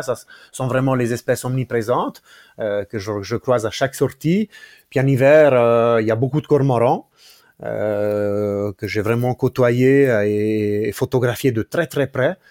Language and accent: French; Ticino, Switzerland; moved away as an adult; now in Neuchâtel, Switzerland; quand j'ai grandi au Tessin, j'étais au bord du lac de Locarno